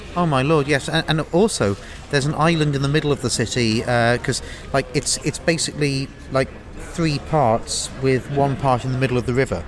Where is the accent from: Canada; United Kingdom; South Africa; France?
United Kingdom; moved away; Speaking as a British emigre